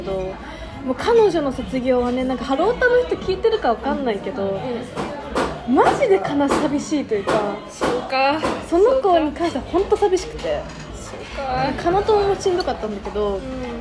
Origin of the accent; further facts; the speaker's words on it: Hokkaido, Japan; moved away; 北海道道民なんで